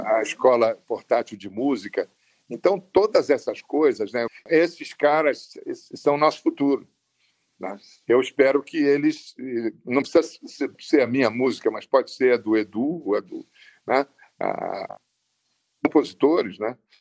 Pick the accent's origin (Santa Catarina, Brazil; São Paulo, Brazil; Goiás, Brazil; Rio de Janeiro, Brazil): Rio de Janeiro, Brazil; no Distrito Federal, onde eu nasci, em 1943